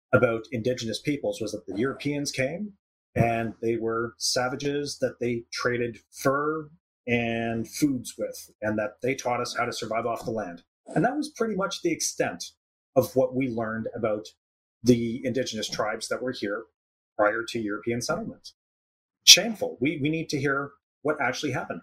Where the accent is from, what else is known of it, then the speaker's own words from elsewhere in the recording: Canada; I say I'm Canadian